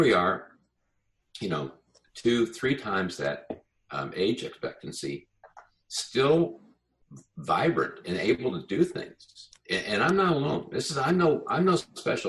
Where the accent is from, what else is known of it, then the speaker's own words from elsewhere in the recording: Colorado, United States; I grew up in Colorado